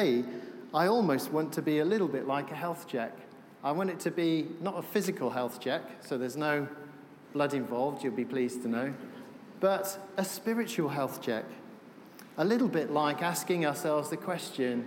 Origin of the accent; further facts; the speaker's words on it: Wales, United Kingdom; I'm from Wales